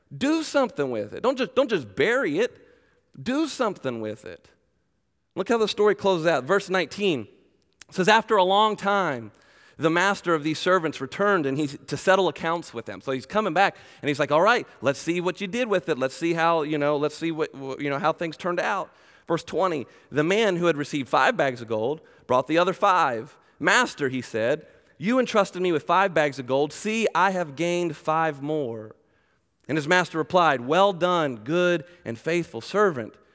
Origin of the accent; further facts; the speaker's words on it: Glen Burnie, Maryland, United States; now in Macedonia, Ohio, United States; originally I was born and raised in Glen Burnie, Maryland, just south of Baltimore, so I'm a Maryland boy